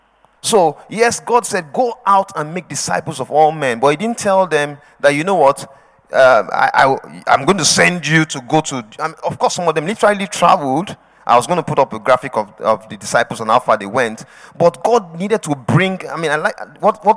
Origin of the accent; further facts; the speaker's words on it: Edo, Nigeria; moved away; I'm from Edo State.